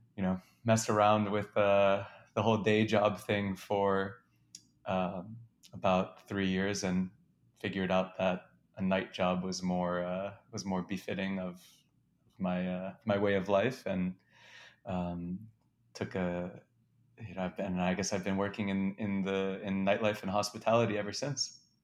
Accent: New York City, New York, United States; also born or lived in Wisconsin; I grew up in Manhattan

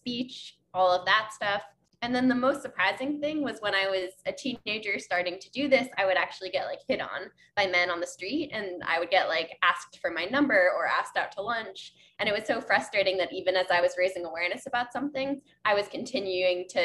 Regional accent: New York, United States; I used chalk when I was a kid growing up in New York

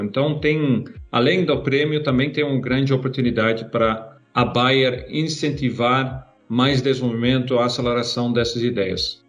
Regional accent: Netherlands; Portuguese is a second language; moved away as an adult; now in Brazil; lá na Holanda, né? É, onde meu país natal

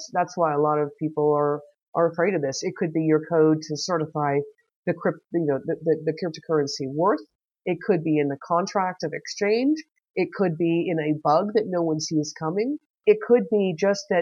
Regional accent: United States; now in Germany; being the American that I am

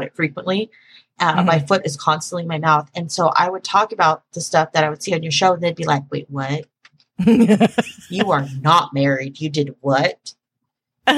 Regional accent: Dallas, Texas, United States; I grew up in Dallas, where we talk like this, apparently.

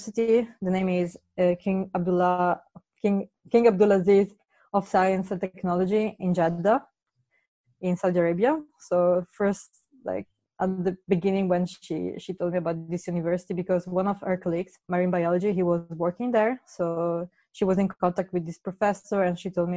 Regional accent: Padua, Veneto, Italy; also born or lived in Paris, France; I was born in Paris, in France, but I grew up in Italy, in Padova, that is near Venice

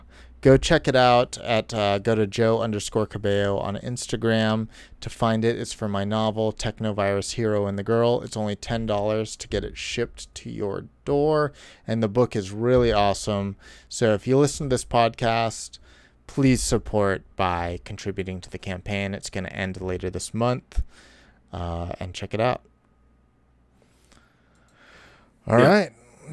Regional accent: Boston, Massachusetts, United States; I'm from Boston. We don't sunbathe.

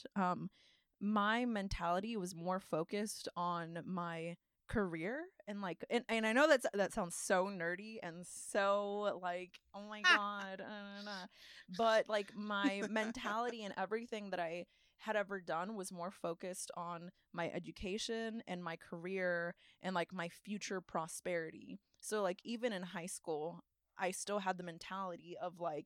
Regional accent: Austin, Texas, United States; I'm an aspiring world leader from Austin, Texas

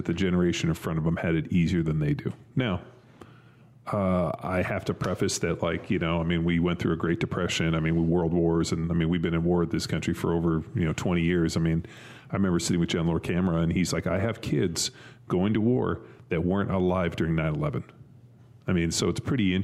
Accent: Southern California, United States; I grew up in Southern California. There was no snow

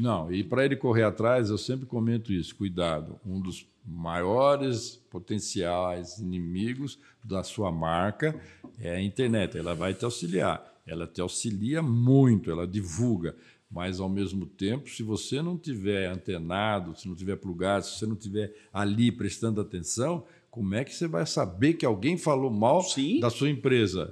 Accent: Mogi das Cruzes, São Paulo, Brazil; nasci em Mogi das Cruzes.

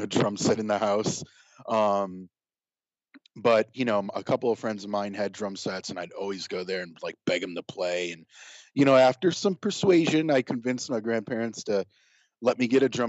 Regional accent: Rochester, New York, United States; now in Los Angeles, United States; I was born and raised in Rochester, New York

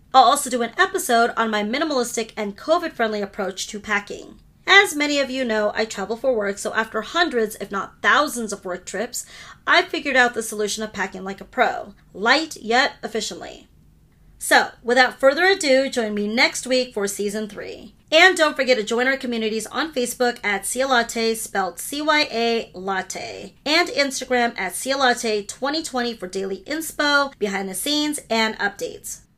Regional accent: United States; first language Hindi; English is a second language; I'm a second generation American? Fun fact, Hindi was my first language

